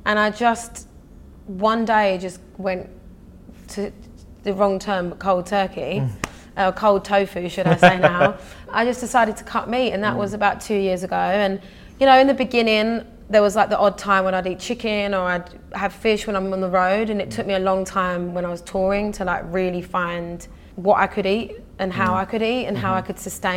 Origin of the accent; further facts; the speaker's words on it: Essex, East of England, United Kingdom; also born or lived in London; So I grew up in Essex, and my school was very multicultural